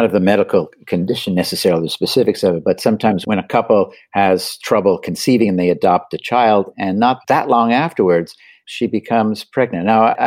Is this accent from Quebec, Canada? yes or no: yes; Montreal, Quebec, Canada; that, of course, is Montreal, where we're both from